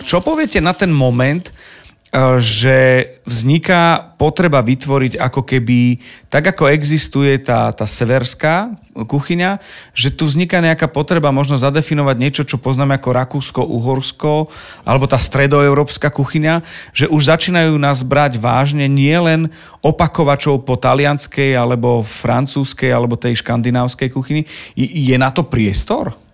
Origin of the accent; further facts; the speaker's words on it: Michalovce, Košice Region, Slovakia; ja som zo Zemplína, z Michalovec